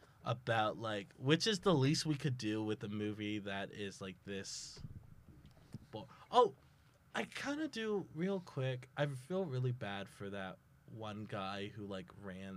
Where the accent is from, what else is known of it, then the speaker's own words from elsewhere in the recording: Texas, United States; now in Tulsa, United States; I'm Texan. I'm not that Texan.